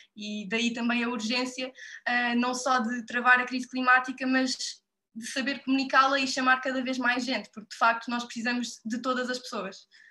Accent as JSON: {"language": "Portuguese", "town": "Odemira", "region": "Alentejo", "country": "Portugal", "tie": "born or raised there", "said": "eu sou de Odmira, na Costa Vicentina, e desde sempre que também cresci numa casa"}